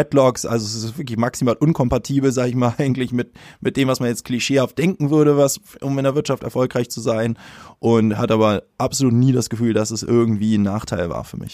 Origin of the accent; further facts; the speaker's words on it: Hamburg, Germany; würde mich aber als Hamburger bezeichnen in mhm. erster Linie